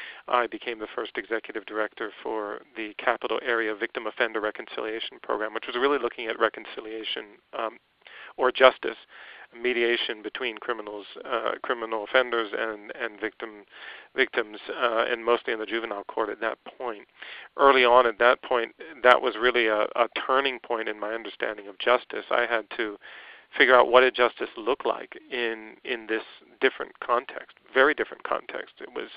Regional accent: Vietnam; And I was born and raised in Vietnam, 1964, in the middle of the war.

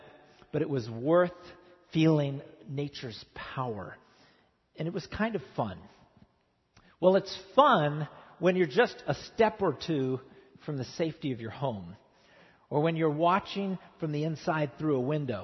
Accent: Midwest, United States; now in Southern California, United States; I grew up in the Midwest

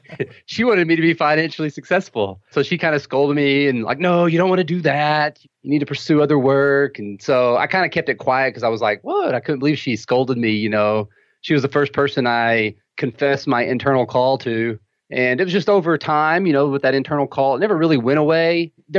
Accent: Texas, United States; accent: Texan; also born or lived in North Dakota / Germany; So I was born in North Dakota, but I'm not a Nodak really. We were only there for a few months and then we moved to Germany, right? Moved all over, but raised in Texas. You could probably hear that in my accent.

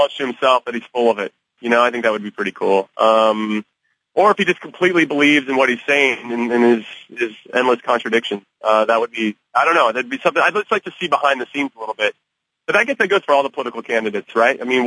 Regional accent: California, United States; I grew up in California

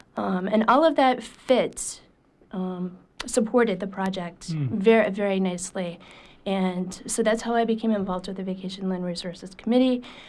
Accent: Aroostook County, Maine, United States; moved away as an adult; also born or lived in Boston / Indiana / Hancock County, Maine; I was born in Arista County, and I was in Arista County pretty much until I graduated from college.

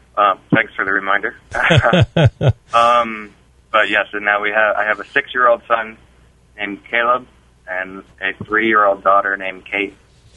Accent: Franklin Square, New York, United States; moved away as an adult; also born or lived in Malverne, New York / South Carolina; I grew up in New York, first in Franklin Square and then in Malvern, New York. Always was a member of the church that my father pastors, the Orthodox Presbyterian Church in Franklin Square

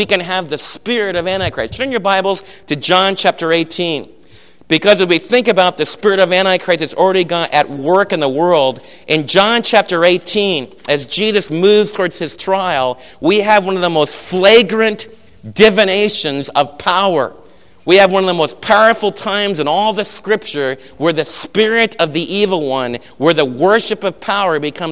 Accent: United States; I'm an American

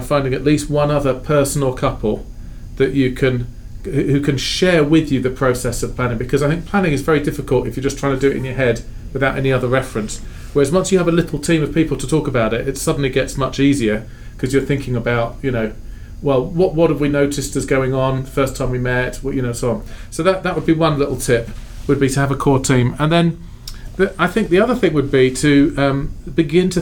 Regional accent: Sheffield, Yorkshire and the Humber, United Kingdom; moved away as an adult; also born or lived in London; now in Fort Wayne, United States; I was born in London, grew up in a city called Sheffield in northern England.

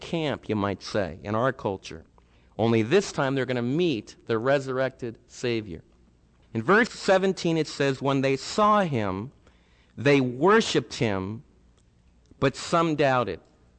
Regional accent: United States; As Americans

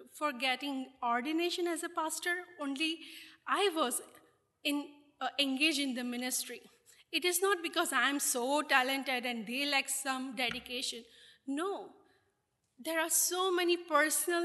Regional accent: India; as a Christians in India, though we are Indian

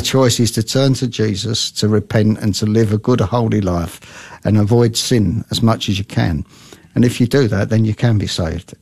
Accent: London, United Kingdom; now in Australia; I was brought up in London

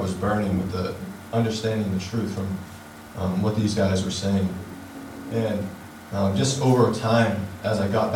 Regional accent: Middleborough, Massachusetts, United States; I was raised in Middleborough, Massachusetts. It's about an hour south of Boston.

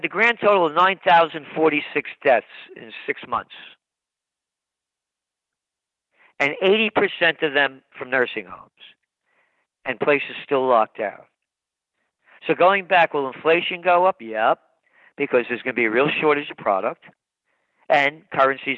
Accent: New York City, New York, United States; born in the Bronx

